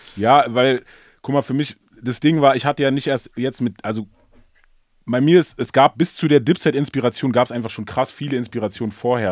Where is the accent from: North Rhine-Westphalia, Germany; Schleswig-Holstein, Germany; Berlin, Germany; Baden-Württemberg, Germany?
Berlin, Germany; als Berliner